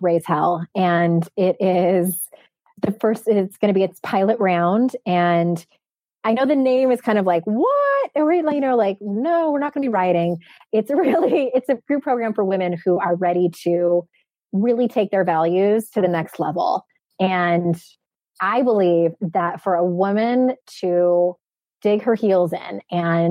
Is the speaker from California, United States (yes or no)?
yes; San Diego, California, United States; moved away; my hometown of San Diego